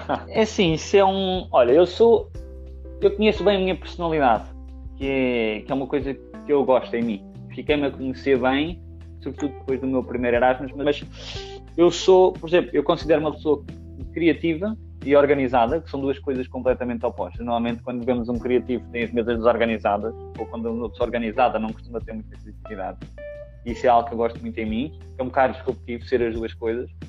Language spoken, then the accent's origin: Portuguese; Portugal; moved away as an adult; also born or lived in Lisbon / France / Germany; now in Netherlands; sou português